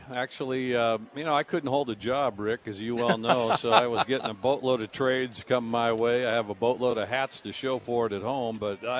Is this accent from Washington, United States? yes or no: yes; Seattle, Washington, United States; moved away as an adult; also born or lived in Arizona; growing up in Seattle.